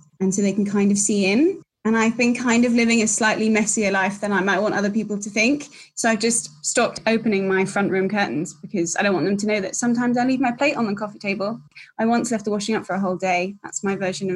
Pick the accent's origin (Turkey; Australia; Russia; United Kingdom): United Kingdom; London; moved away as an adult; I'm originally a Londoner